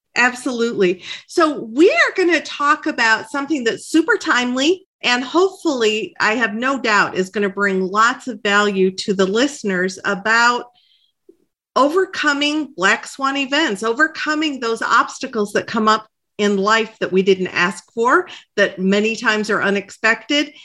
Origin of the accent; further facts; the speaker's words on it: Michigan, United States; we were both born and raised in Michigan